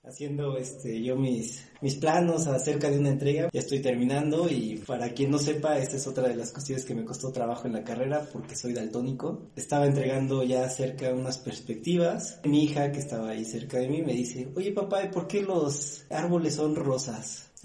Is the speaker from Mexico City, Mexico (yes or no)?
yes; Mexico City, Mexico; Soy originario de la Ciudad de México, soy de una colonia este, pequeña, se llama la colonia Garín, y después viví en otras colonias ahí cercanas